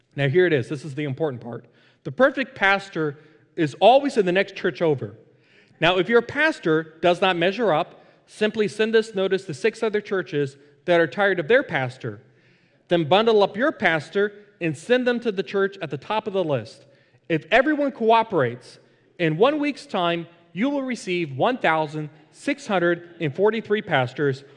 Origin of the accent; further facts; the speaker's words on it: Fort Lauderdale, Florida, United States; the church that I was a part of growing up in Fort Lauderdale